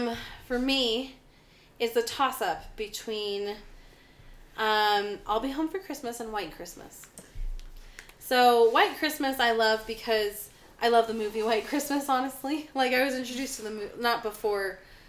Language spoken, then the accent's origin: English; California, United States; moved away as an adult; now in Utah, United States; I grew up in California, I live in Utah now. I moved here, like, over 10 years ago, like, 12 years ago.